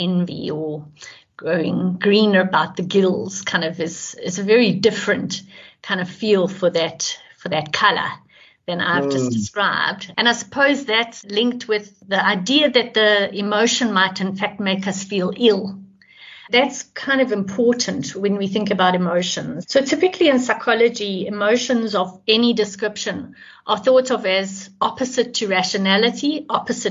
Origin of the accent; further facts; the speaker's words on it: Johannesburg, Gauteng, South Africa; I'm from Johannesburg in South Africa.